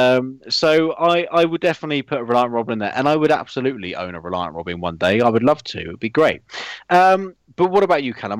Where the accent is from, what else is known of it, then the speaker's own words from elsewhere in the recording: United Kingdom; being British